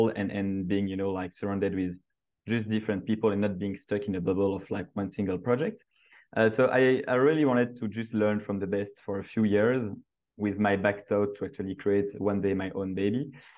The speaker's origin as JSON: {"language": "English", "country": "Belgium", "also_born_or_lived": "New York / San Francisco", "moved": "as an adult", "lives_now": "Australia", "said": "I'm initially from Belgium"}